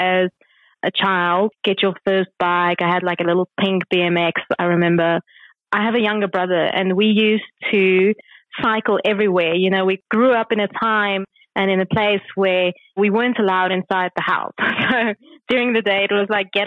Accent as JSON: {"language": "English", "town": "Kempton Park", "region": "Gauteng", "country": "South Africa", "tie": "born or raised there", "said": "I was born in Kempton Park and grew up in Kempton Park, went to school there as well. So that's where I was up until about the age of 18"}